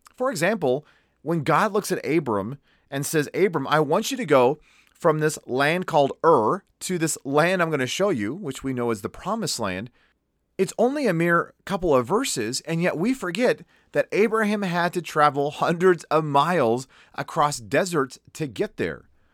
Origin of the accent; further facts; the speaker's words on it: United States; me as an American